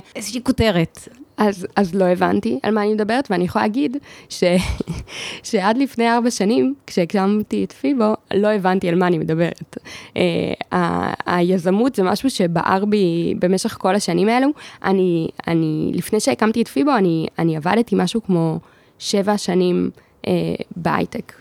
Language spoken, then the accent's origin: Hebrew; Ra'anana, Central District, Israel; גדלתי ברעננה